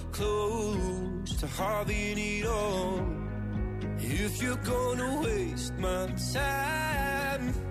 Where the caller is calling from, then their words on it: Vila Nova de Gaia, Norte, Portugal; Vila Nova de Gaia.